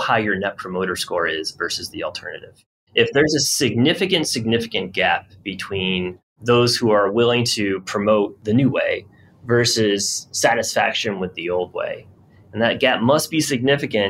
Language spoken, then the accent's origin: English; Rochester, New York, United States; I'm from Rochester, New York, and I watched during my adolescence lots of my friends' parents get laid off